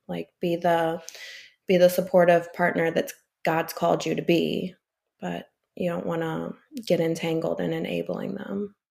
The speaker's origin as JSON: {"language": "English", "town": "St. Louis", "region": "Missouri", "country": "United States", "also_born_or_lived": "Illinois / Florida", "said": "I'm originally from the Saint Louis area, and I'm currently in Florida for the winter."}